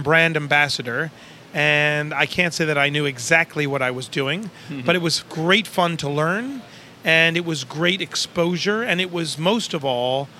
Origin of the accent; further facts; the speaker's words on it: Baltimore, Maryland, United States; I grew up in Baltimore, Maryland.